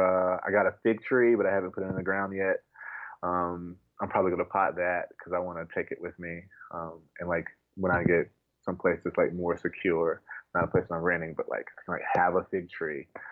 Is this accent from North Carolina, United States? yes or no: yes; North Carolina, United States; I grew up in the South, North Carolina